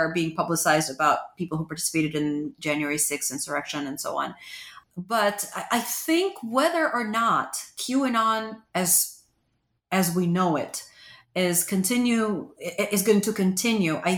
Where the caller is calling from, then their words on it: Pennsylvania, United States; Pennsylvania, a battleground state.